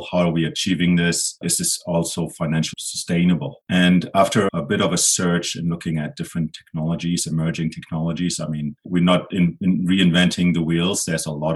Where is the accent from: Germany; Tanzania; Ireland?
Germany; now in Edmonton, Canada; Originally, I'm from Germany.